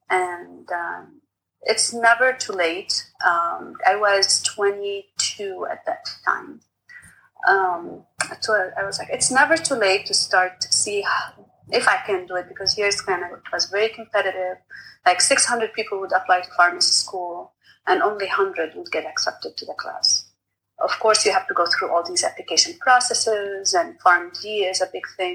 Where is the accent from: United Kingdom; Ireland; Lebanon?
Lebanon; English is a second language; moved away as an adult; now in United States; I am originally from Lebanon, and I came to the U.S. For almost 20 years now